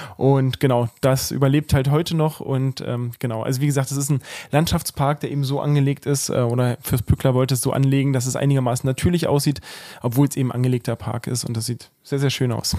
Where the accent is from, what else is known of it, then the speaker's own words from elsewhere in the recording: Cottbus, Brandenburg, Germany; also born or lived in Osnabrück; tatsächlich bin ich hier der gebürtige Cottbusser am Tisch. Äh, das heißt also, für mich ist das äh, hier Heimat, in der wir gerade wohnen. Ähm, ja, wie gesagt, seit der Geburt wohne ich hier